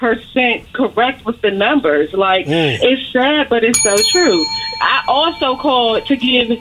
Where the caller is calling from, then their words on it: Temple Hills, Maryland, United States; I'm calling from Temple Hills, Maryland.